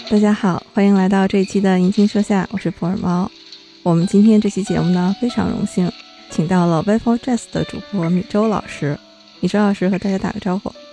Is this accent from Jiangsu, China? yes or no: no; Shenyang, Liaoning, China; moved away; 真真正正的就是沈阳老乡